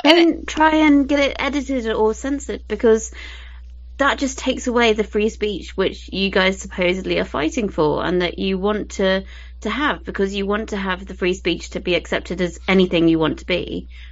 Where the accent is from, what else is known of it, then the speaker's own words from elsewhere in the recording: United Kingdom; I'm British